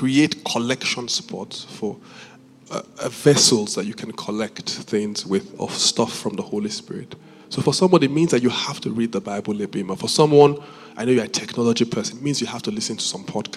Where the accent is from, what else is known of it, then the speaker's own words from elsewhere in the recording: Benin City, Edo, Nigeria; moved away; I grew up in Benin